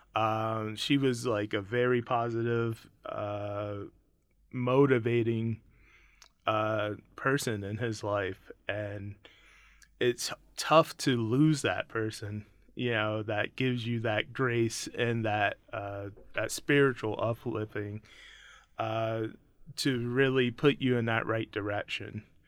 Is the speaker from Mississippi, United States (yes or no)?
yes; Mississippi, United States; I'm born from Mississippi, so I'm very blues